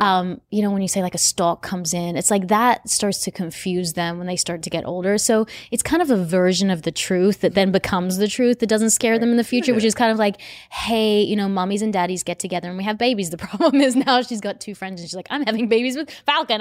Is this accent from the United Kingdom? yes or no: no; Australia; now in United States; I'm from Australia